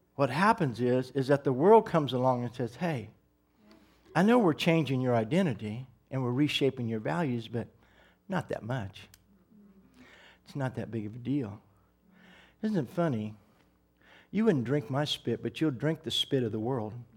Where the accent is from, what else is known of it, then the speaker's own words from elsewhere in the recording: United States; as an American